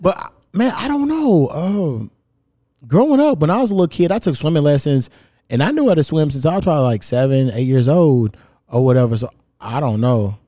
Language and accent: English; Louisville, Kentucky, United States; moved away; I grew up in Kentucky